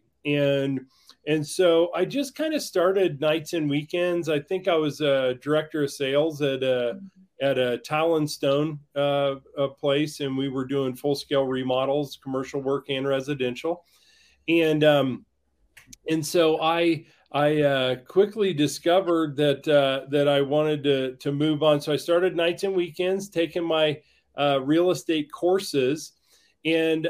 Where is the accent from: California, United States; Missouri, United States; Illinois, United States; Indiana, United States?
Indiana, United States; Greencastle; moved away as an adult; now in Breckenridge, United States; humble beginnings in Greencastle, Indiana